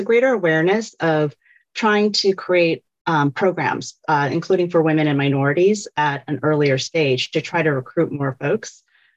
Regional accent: Virginia, United States; I grew up in Virginia

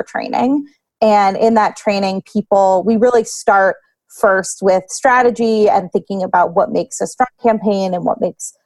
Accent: Lancaster, Pennsylvania, United States; I grew up here in Lancaster, and I care a lot about the people that I went to high school

